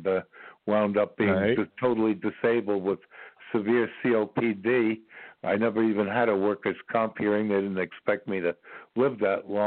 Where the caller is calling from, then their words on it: Ashland, Virginia, United States; I'm calling you from Ashland, Virginia